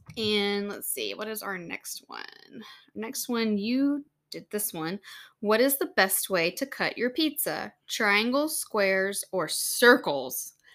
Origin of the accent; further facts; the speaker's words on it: Louisiana, United States; moved away; back home where we grew up in Louisiana